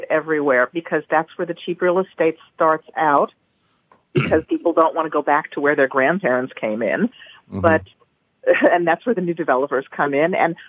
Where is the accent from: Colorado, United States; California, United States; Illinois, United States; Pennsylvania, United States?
California, United States; Los Angeles; now in New York, United States; I'm originally from Los Angeles, which is a very homogenous existence.